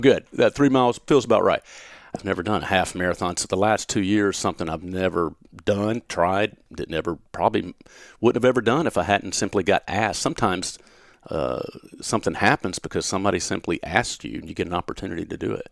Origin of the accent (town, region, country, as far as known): Gaffney, South Carolina, United States; born or raised there; now in Knoxville, United States